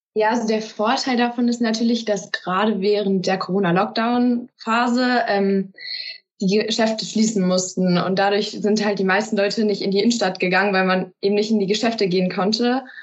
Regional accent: Peine, Lower Saxony, Germany; Ich komme aus Peine, das ist in Niedersachsen

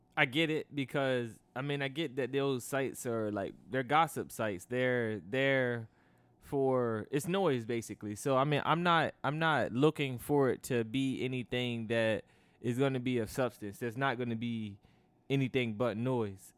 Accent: United States; I'm American

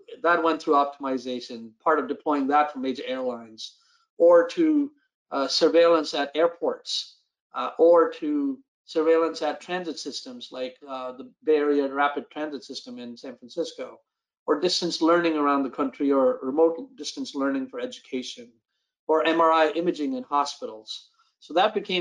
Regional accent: India; also born or lived in East Coast, United States / Silicon Valley / Los Angeles; now in United States; Born and raised in India

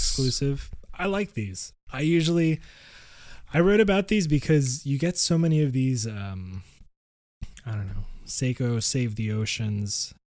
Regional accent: Florida, United States; I grew up in Florida.

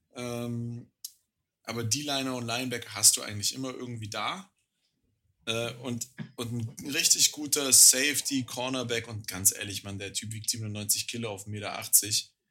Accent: Germany; als Deutscher

